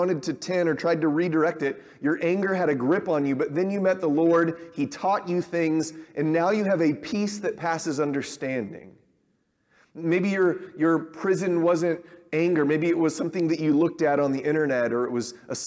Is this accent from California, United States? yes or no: yes; Southern California, United States; I grew up around them in Southern California